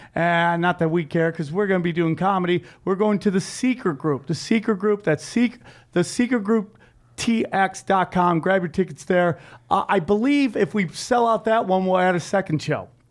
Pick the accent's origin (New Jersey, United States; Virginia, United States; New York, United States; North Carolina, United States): New York, United States; moved away; Eddie and I are in my home country, the 607, the 315